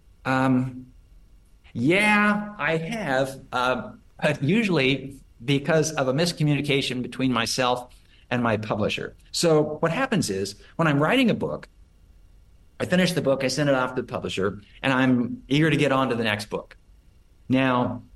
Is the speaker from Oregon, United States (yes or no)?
yes; Portland, Oregon, United States; now in Austin, United States; because I'm from Oregon, grew up in Oregon